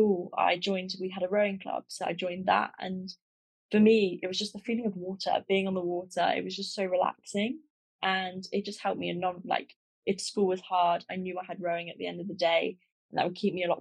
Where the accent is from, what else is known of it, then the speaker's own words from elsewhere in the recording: Buckinghamshire, South East England, United Kingdom; I'm from England, Buckinghamshire, and I've grown up kind of a very outdoorsy life